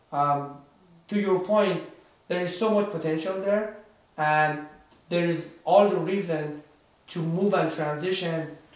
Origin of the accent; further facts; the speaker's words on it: Iran; now in San Francisco Bay Area, United States; I'm born and raised in Iran, in Middle East. So uh, while I have been here in the United States, in the San Francisco Bay Area for a couple of decades, um, you know, I still have roots there.